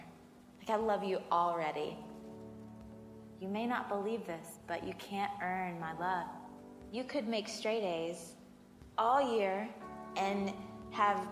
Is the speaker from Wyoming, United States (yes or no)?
no; Georgia, United States; I grew up in Georgia, mostly at my grandmother's house